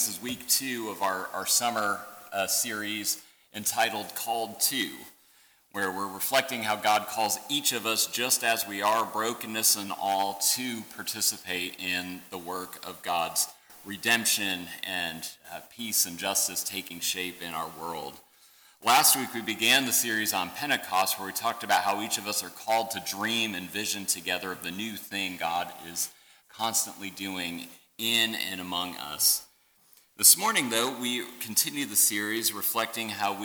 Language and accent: English; central Michigan, United States; I grew up in central Michigan